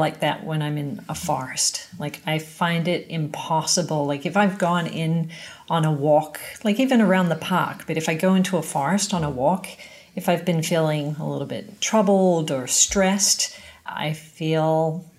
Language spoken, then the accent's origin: English; Australia; moved away as an adult; now in Canada; being an Aussie